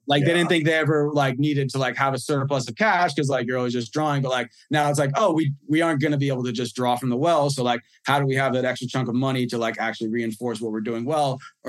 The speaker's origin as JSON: {"language": "English", "region": "New York", "country": "United States", "said": "We're in, you know, hopefully a couple different countries. You know, we're in my home state of New York, finally."}